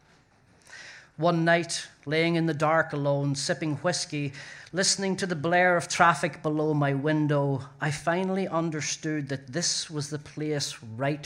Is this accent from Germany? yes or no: no; Ireland; now in New York, United States; I am an Irish writer in New York